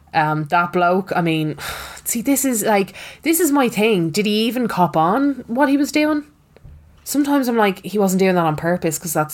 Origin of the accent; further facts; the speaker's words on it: Cavan, Ulster, Ireland; And I'm from Cavan.